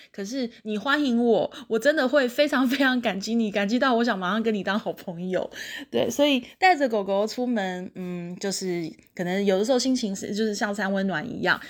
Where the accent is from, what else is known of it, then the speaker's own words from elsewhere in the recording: Taiwan; 开学没多久就历经了我们台湾第一次遇到的就是非常大规模的 work from home